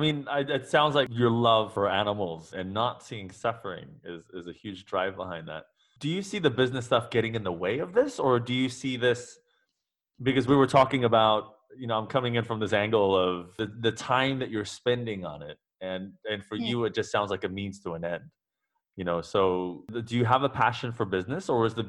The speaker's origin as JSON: {"language": "English", "country": "New Zealand", "tie": "born or raised there", "also_born_or_lived": "Singapore", "said": "I grew up in New Zealand, but I also grew up in Singapore, and my family, my Asian family, never had pets."}